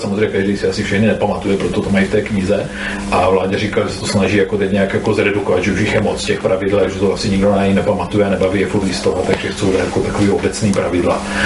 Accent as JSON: {"language": "Czech", "area": "near Brno", "region": "South Moravian Region", "country": "Czechia", "said": "já jsem od Brna"}